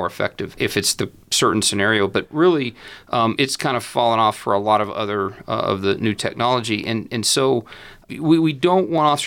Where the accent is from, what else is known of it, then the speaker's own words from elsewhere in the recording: Amarillo, Texas, United States; moved away as an adult; now in Lubbock, United States; Born and raised in Amarillo